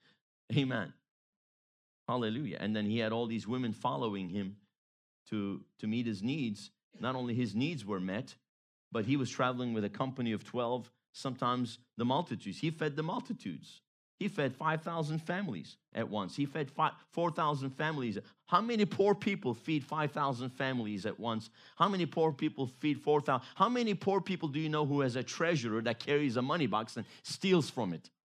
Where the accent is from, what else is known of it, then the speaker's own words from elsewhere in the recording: Baton Rouge, Louisiana, United States; growing up in Louisiana, went to high school in the Baton Rouge area